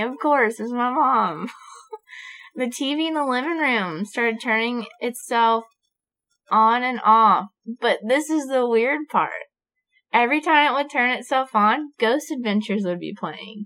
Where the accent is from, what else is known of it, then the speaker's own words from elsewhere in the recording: Florida, United States; moved away; I'm from Florida. My mom still lives there. My hometown is rough.